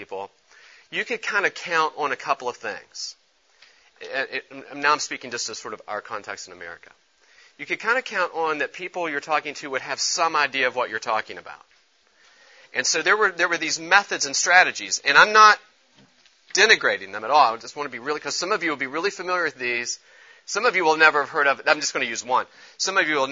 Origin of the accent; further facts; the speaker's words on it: Charleston, West Virginia, United States; I grew up in Charleston, West Virginia